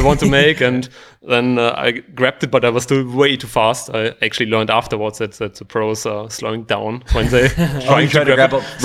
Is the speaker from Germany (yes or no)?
yes; Germany; now in Austria; I'm from Germany, although I do live in Austria nowadays.